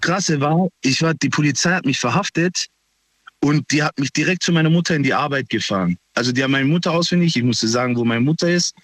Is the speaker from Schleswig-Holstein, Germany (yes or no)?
no; Pforzheim, Baden-Württemberg, Germany; Ich komme aus Pforzheim, aus Nordstadt